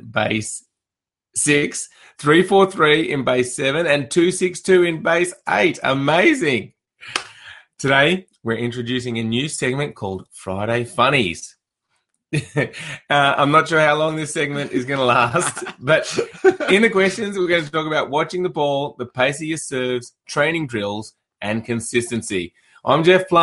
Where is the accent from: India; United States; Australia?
Australia; Canberra, Australian Capital Territory; My hometown